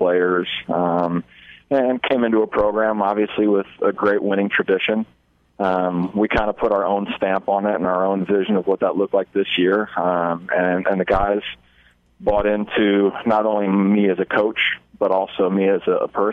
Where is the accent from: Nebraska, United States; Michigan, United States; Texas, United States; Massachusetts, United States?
Nebraska, United States; Omaha; now in Hastings, United States